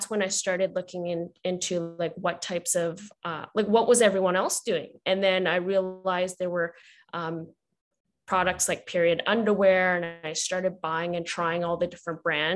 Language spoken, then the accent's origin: English; Vancouver, British Columbia, Canada; I'm born and raised in Vancouver, Canada